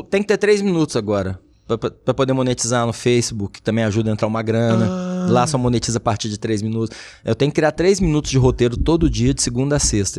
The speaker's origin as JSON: {"language": "Portuguese", "town": "Uberlândia", "region": "Minas Gerais", "country": "Brazil", "tie": "born or raised there", "also_born_or_lived": "Duque de Caxias, Rio de Janeiro", "said": "Eu falo que eu sou mineiro"}